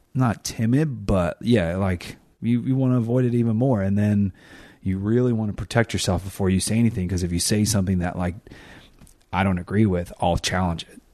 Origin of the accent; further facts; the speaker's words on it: California, United States; I'm from California